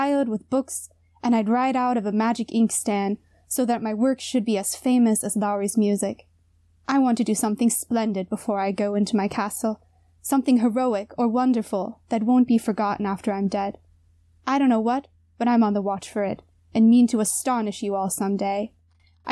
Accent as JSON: {"language": "English", "country": "United States", "tie": "born or raised there", "moved": "as an adult", "lives_now": "Jena, Germany", "said": "as a little woman in the United States as a little girl"}